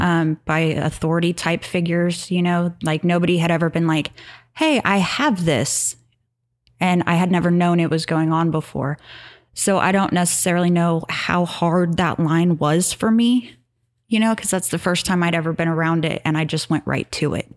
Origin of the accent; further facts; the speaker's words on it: Kansas, United States; also born or lived in Hutchinson, Kansas; I grew up in Tehran, Kansas